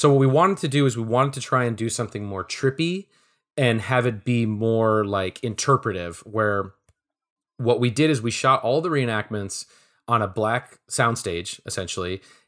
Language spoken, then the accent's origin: English; Minneapolis, Minnesota, United States; You know, I grew up in Minneapolis, and I remember literally taking the bus to the Mall of America